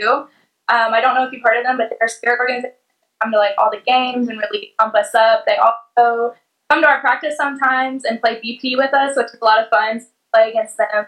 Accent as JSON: {"language": "English", "town": "Little Elm", "region": "Texas", "country": "United States", "said": "I'm from Little Elm, Texas."}